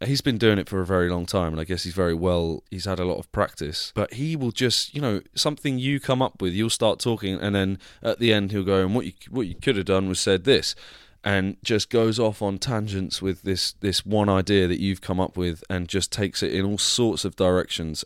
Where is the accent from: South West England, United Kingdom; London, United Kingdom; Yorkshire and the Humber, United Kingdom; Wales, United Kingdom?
South West England, United Kingdom; Devon; accent: Devon; my Devon accent came out then